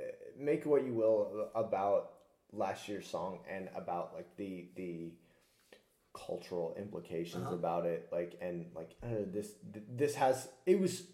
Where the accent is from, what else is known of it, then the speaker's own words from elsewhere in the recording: United States; as an American, the idea that someone could win and maybe not get all the popular vote is super alien to me